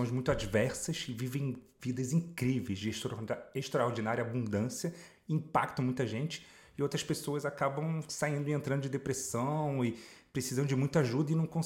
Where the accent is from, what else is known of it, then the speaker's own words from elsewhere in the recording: Paris, Île-de-France, France; Portuguese is a second language; moved away; also born or lived in England / Mexico / Uganda; Eu nasci em Paris, de pai francês, mãe carioca, então sempre tive duas nacionalidades, duas culturas. Viajei 47 países, morei na Inglaterra três anos, no México, na Uganda, na floresta, sem água, sem eletricidade.